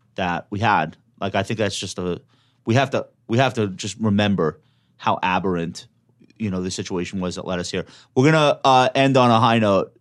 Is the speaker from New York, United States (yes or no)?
yes; New York, United States; We're from New York